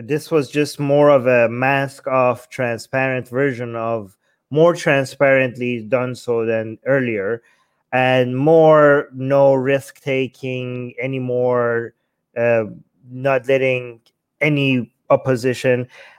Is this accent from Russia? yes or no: no; Iran; When we grew up in Iran